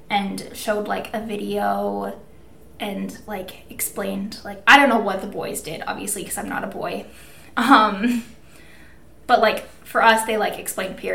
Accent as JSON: {"language": "English", "region": "Minnesota", "country": "United States", "tie": "born or raised there", "said": "And I grew up in Minnesota."}